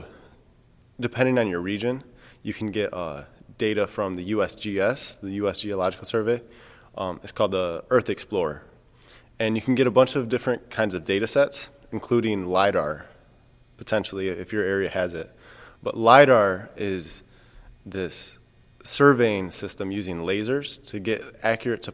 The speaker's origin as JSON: {"language": "English", "region": "Michigan", "country": "United States", "said": "I'm from Michigan"}